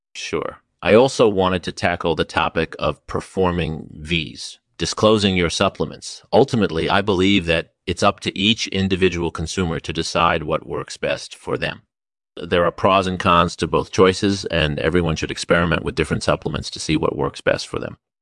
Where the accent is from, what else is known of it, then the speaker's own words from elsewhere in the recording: Silicon Valley, California, United States; I grew up in Silicon Valley